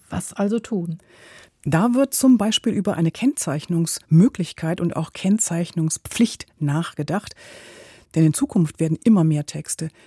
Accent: Temascalcingo, State of Mexico, Mexico; German is a second language; Ich komme aus Temascalcingo.

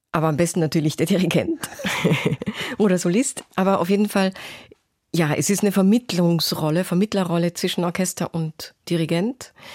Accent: Salzburg, Austria; moved away as an adult; also born or lived in Osaka, Japan / Basel, Switzerland / Berlin, Germany / London, United Kingdom; now in Cologne, Germany; bin ich in Salzburg zur Schule gegangen und habe die Sprache fehlerfrei gesprochen

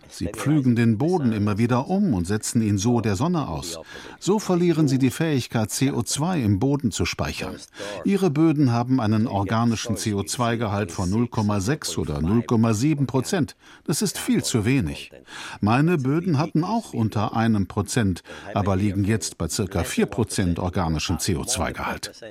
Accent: Italy; Auswirkungen der dritten Industrialisierungswelle in Italien direkt mitbekommen. Der Fluss in der Nähe meiner Heimatstadt ist zu einem total verschmutzten, toten, schlammig stinkenden Gewässer geworden.

